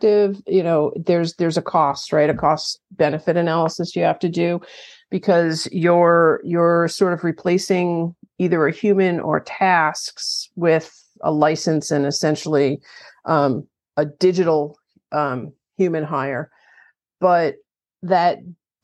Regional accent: New York, United States; I'm from New York

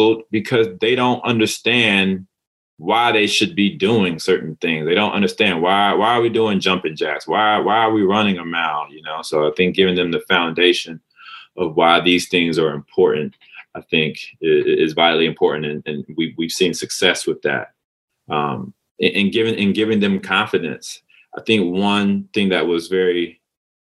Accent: North Carolina, United States; moved away as an adult; also born or lived in Manhattan, New York; now in New York City, United States; I was in North Carolina from the age of 8 to 18. I'm from Manhattan, then I moved to North Carolina

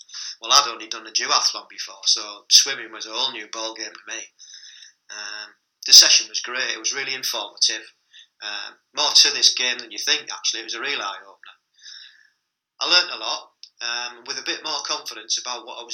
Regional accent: Stockton-on-Tees, North East England, United Kingdom; moved away; my hometown of Stockton

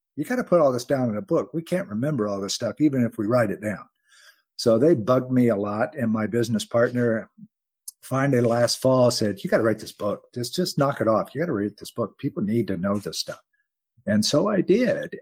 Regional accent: United States; I'm an American

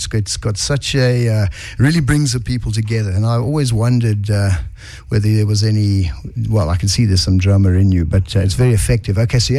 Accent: South Africa; there's bands that, for me, as a South African music fan, have done the groundwork

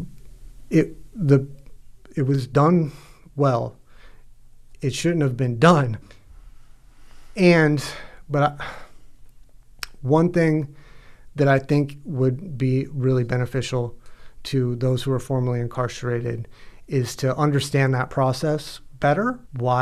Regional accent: Gainesville, Florida, United States; I'm kind of from Gainesville

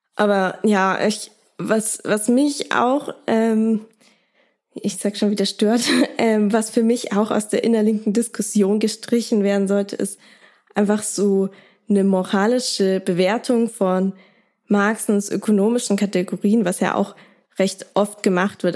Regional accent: Germany; bei uns in Deutschland

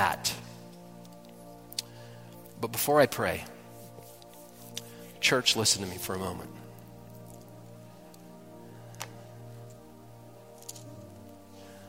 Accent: Detroit, Michigan, United States; I grew up in Detroit

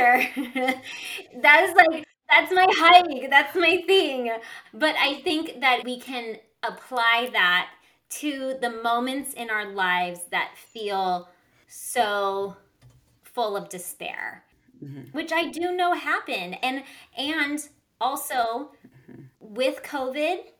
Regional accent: Southern California, United States; I grew up in Southern California

